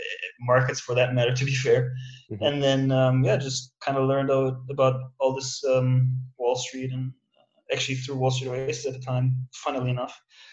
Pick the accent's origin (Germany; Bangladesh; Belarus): Germany; moved away as an adult; also born or lived in Midwest, United States; I'm originally from Germany, but went to a non-target in the US, graduated back in 2010, then went for a Master of Science program in continental Europe